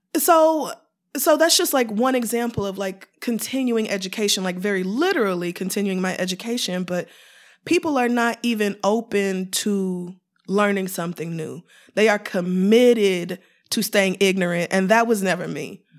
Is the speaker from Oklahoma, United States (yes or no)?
yes; Oklahoma, United States; also born or lived in Louisiana; now in New York, United States; raised in Oklahoma, in a very conservative Christian home